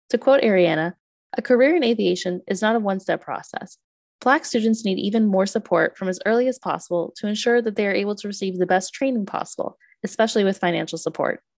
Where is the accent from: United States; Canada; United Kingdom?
Canada; Eastern Canada; I'm just thinking as someone that grew up in Eastern Canada